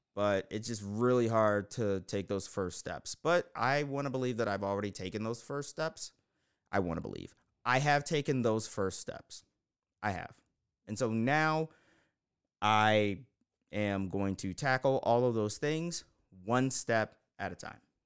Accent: Baltimore, Maryland, United States; I am from Baltimore

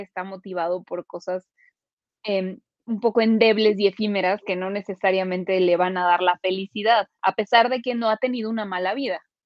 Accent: Mexico; nosotros somos mexicanos, ¿sabes? Nosotros, eh, y además los mexicanos tenemos una mentalidad muy particular

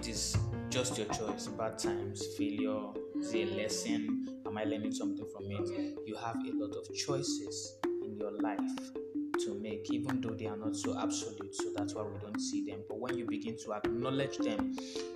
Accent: Nigeria; as a Nigerian

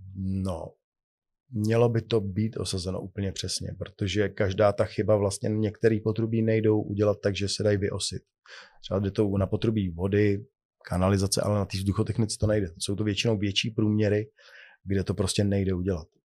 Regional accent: Czechia; u nás v Čechách

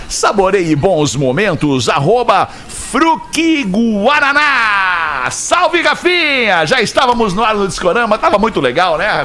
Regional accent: Rio Grande do Sul, Brazil; eu sou gaúcho

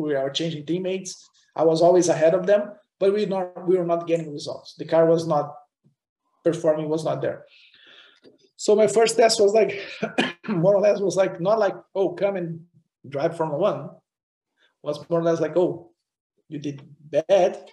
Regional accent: Curitiba, Paraná, Brazil; English is a second language; moved away; also born or lived in Europe; the local racetrack in Brazil, in my hometown Curitiba

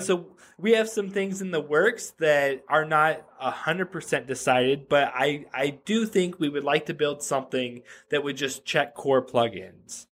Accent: Reno, Nevada, United States; I grew up in Reno, Nevada

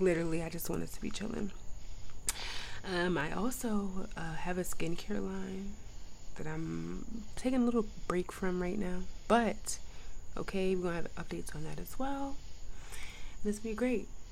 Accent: New York, United States; I'm kind of from New York too

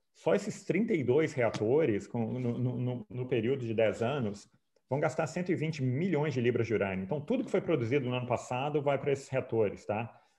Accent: Brazil; eu sou brasileiro, claro, mas como economista austríaco

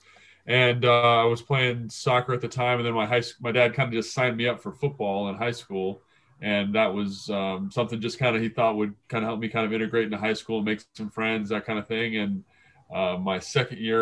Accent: Los Angeles, California, United States; I grew up in the San Fernando Valley

